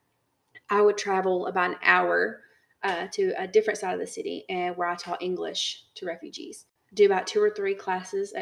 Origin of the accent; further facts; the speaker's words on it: United States; moved away; we're American